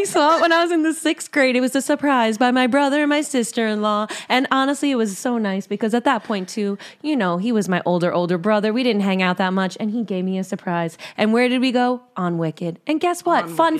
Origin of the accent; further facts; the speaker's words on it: Long Island, New York, United States; I'm from Long Island.